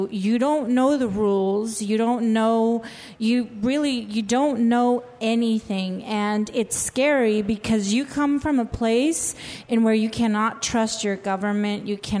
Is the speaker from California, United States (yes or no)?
yes; San Diego, California, United States; because I come from San Diego where it's a very diverse area.